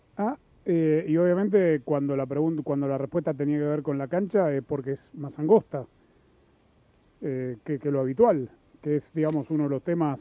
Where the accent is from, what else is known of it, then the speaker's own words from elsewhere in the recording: Los Angeles, California, United States; yo crecí en Los Ángeles